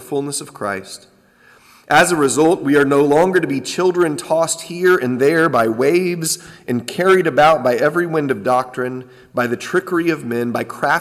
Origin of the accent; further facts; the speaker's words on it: San Diego, California, United States; growing up in Southern California at a small church in San Diego